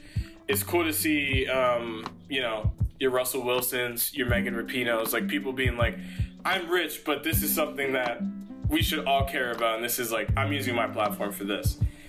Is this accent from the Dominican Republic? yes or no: yes; Dominican Republic; Yeah, since the riots and the protests started, I'm Dominican, mm-hmm. right?